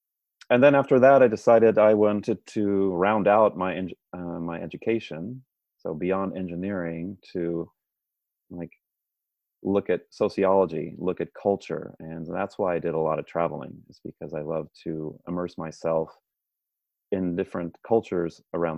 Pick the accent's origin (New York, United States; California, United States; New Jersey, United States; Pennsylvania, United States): California, United States; San Francisco; But as you said, yes, I'm from San Francisco originally, but I actually moved around quite a bit and went and earned my engineering degree at Georgia Institute of Technology in Atlanta, Georgia.